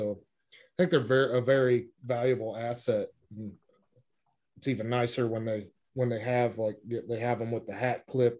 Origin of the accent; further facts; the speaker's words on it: Midwest, United States; we're from the Midwest where layering is the thing.